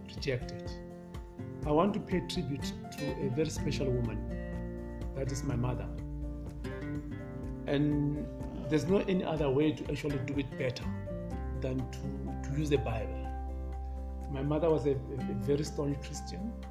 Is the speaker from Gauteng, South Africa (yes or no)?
yes; Soweto, Gauteng, South Africa; I'm born and brought up in Soweto